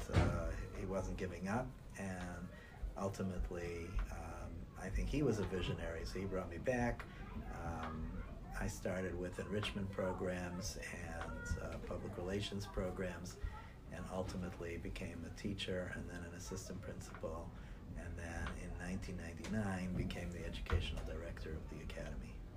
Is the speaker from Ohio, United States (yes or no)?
yes; Cleveland, Ohio, United States; moved away as an adult; also born or lived in New York / New Jersey / Israel; I was born and nurtured in Cleveland, Ohio